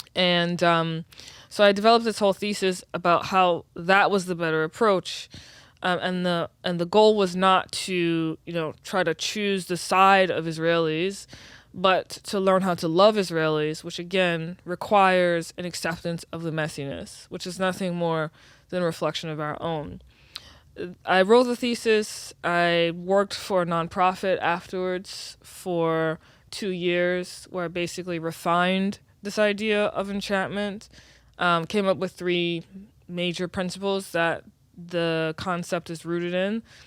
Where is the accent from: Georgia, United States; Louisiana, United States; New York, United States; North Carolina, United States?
Louisiana, United States; New Orleans; I was born and raised in New Orleans